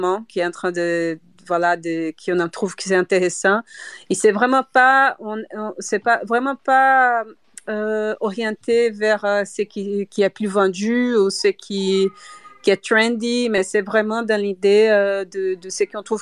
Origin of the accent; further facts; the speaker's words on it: Brazil; French is a second language; now in Brussels, Belgium; je suis brésilienne, donc, mais j'habite à Bruxelles, donc euh, quand même je peux parler français.